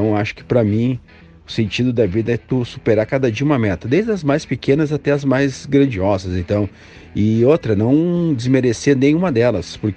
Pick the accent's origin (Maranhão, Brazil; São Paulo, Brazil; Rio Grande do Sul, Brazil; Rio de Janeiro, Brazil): Rio Grande do Sul, Brazil; also born or lived in Minas Gerais; Morava até há pouco tempo atrás em Minas Gerais, sou do Rio Grande do Sul, saí a trabalho para Minas Gerais. Graças a Deus, hoje voltei de novo ao Sul